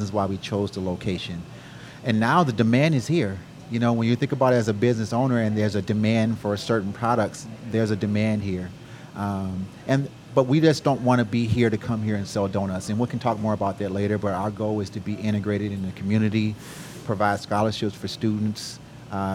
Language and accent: English; Michigan, United States; also born or lived in California / Houston; now in College Station, United States; I'm from Michigan originally, and then went from Michigan to California.